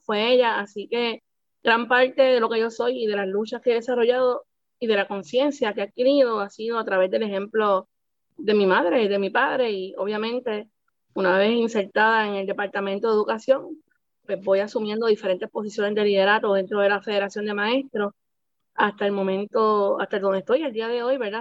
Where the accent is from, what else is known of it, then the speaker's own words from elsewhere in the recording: San Juan, Puerto Rico; Yo soy nacida y criada en Puerta de Tierra